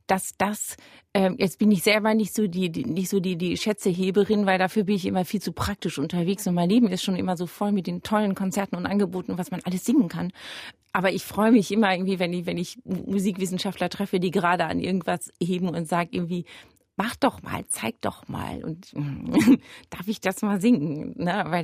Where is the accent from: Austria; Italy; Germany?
Germany; also dass ich als Deutsche dann denkt, dieses Bachkantaten durch so